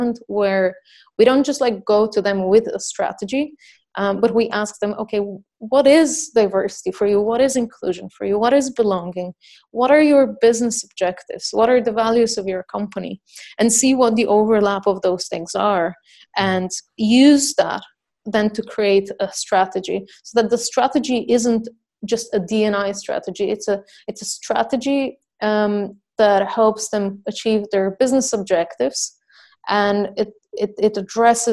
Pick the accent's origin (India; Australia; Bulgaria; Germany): Bulgaria; I'm from Bulgaria